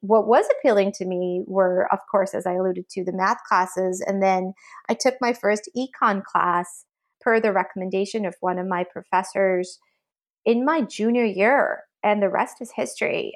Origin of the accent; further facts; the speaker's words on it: Belmont, Massachusetts, United States; I grew up in Belmont, Massachusetts